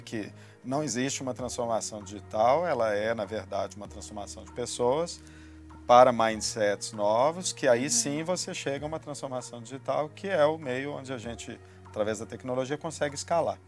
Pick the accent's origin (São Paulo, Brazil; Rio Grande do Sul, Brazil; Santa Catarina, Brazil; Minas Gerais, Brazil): Minas Gerais, Brazil; a gente é mineiro